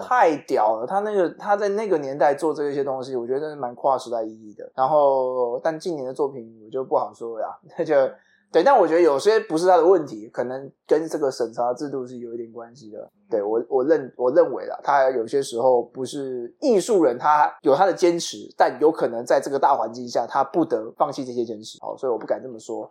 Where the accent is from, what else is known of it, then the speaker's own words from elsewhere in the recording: Taipei, Taiwan; 因为我们是台北人